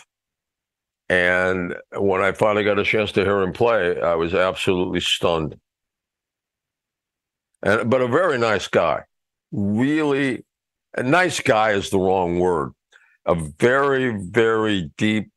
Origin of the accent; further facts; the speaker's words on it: Mexico City, Mexico; moved away; also born or lived in Boston; I grew up in Mexico City